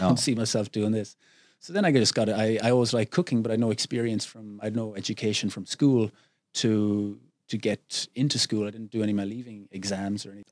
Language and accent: English; Glenamaddy, Connacht, Ireland; moved away as an adult; also born or lived in England / United States / China / Thailand; now in Phuket, Thailand; I grew up on a little farm, uh, way out in the west of Ireland, a small little village, a thousand people, Glennamadee